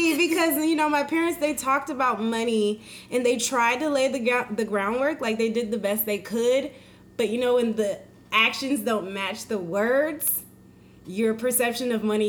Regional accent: Central Florida, United States; moved away as an adult; now in Atlanta, United States; I am originally from Central Florida and moved to Atlanta about a year and a half ago.

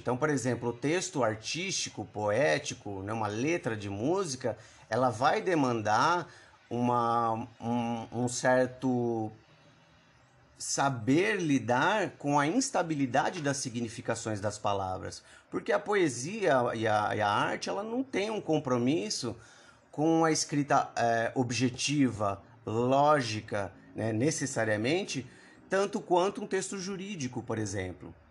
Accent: Brazil; eu vivo aqui, nasci e cresci no Brasil

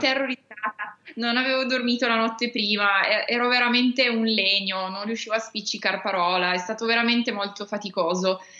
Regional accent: Turin, Piedmont, Italy; Io sono di Torino e infatti in questo momento sono, sono qua

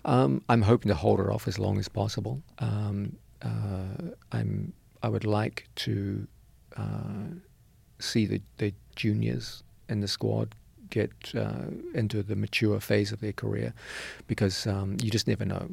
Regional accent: New Zealand; moved away as an adult; also born or lived in New York City; I was raised in New Zealand.

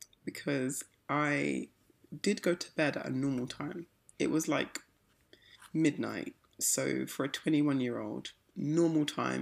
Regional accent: United Kingdom; I'm British.

